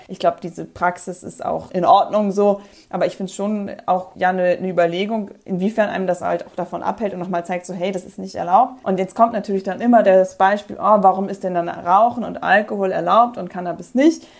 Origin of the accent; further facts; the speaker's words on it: Northern Germany, Germany; Ich komme aus Norddeutschland